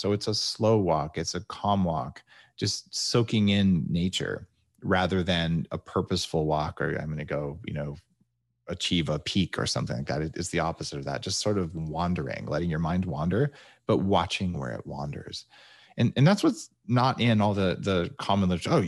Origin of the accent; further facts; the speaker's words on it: New Mexico, United States; moved away; also born or lived in California; where I grew up in New Mexico.